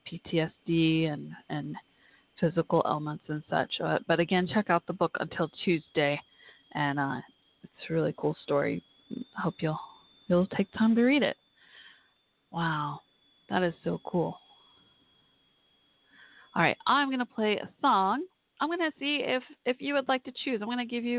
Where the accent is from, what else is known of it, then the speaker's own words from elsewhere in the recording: Irving, Texas, United States; also born or lived in Waco, Texas; I'm kind of from Waco, Texas when I was younger, but most of my life I lived in Irving, Texas, a mile down the road pretty much from Cowboys Stadium at that time.